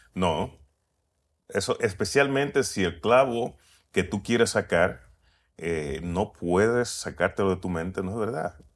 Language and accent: Spanish; Puerto Rico; nací en Puerto Rico